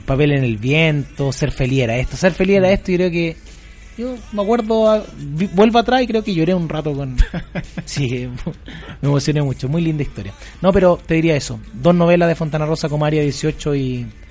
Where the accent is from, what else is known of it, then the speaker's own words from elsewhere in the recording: San Antonio, Valparaíso, Chile; Yo estudié, yo soy de San Antonio, en el colegio José Luis Norri, en Tejas Verde